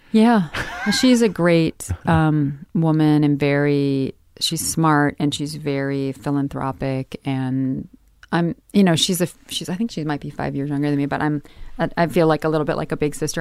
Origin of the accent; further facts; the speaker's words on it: Midwest, United States; growing up in the Midwest